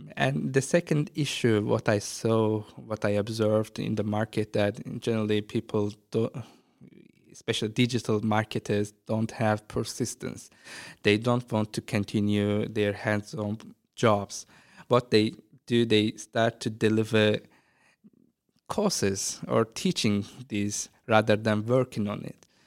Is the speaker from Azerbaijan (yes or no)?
yes; Azerbaijan; moved away as an adult; now in Ireland; start a creative agency in my hometown